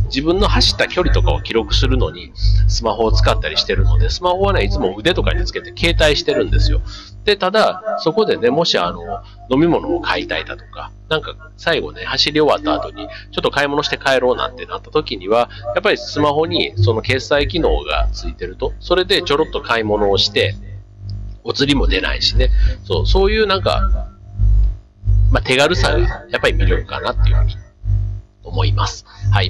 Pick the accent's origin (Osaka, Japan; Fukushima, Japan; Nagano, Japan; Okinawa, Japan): Osaka, Japan; moved away as an adult; 大阪、ね、実家があるところ